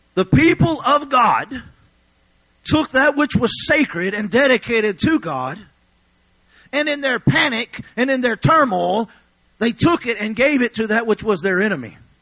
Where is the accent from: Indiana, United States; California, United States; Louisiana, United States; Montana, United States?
Louisiana, United States; I'm from Louisiana